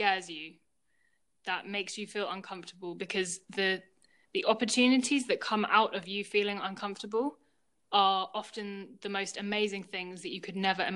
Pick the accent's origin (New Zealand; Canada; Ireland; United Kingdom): United Kingdom; Dorset, South West England; moved away as an adult; also born or lived in London; now in Thailand; I'm from Dorset, which is at the bottom of England, very rural